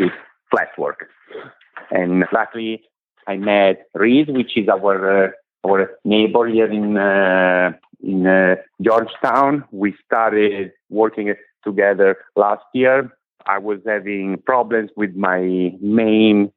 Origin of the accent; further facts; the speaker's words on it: Italy; moved away as an adult; now in United States; I come from Italy. I am 41. I moved in this country 10 years ago.